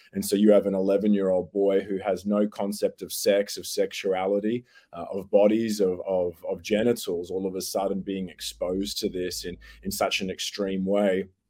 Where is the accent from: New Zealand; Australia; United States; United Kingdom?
Australia; accent: Australian; it's good to be chatting from back here in Australia. I'm sure your listeners worked that out from my accent straight away